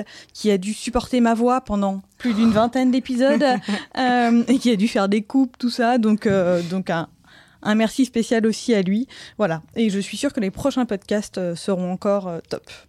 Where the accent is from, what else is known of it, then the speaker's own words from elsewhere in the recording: Brittany, France; je suis bretonne